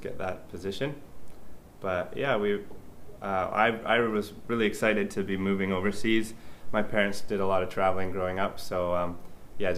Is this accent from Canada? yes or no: yes; Powell River, British Columbia, Canada; moved away as an adult; also born or lived in Yellowknife, Northwest Territories / Vancouver; now in Abu Dhabi, United Arab Emirates; Where I'm from Canada, born in Yellowknife, and then grew up in a small town north of Vancouver, paper mill town called Powell River